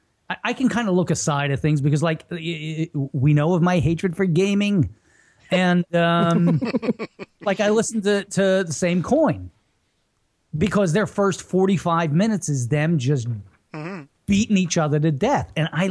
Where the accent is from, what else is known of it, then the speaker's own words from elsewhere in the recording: Michigan, United States; accent: Philadelphia; moved away as an adult; also born or lived in Philadelphia, Pennsylvania; I was born in Philly, raised in Michigan from the age of 7.